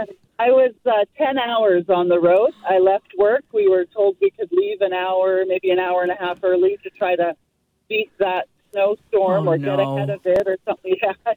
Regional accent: Metro Vancouver, British Columbia, Canada; I've lived here my entire life

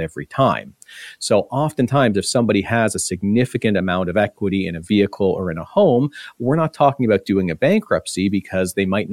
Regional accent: Ontario, Canada; now in British Columbia, Canada; I'm from Ontario originally. It's going back 15 years now

